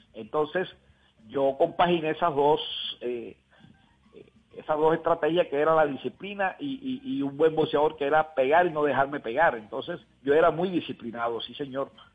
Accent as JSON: {"language": "Spanish", "town": "Montería", "region": "Córdoba", "country": "Colombia", "said": "desde aquí de Montería"}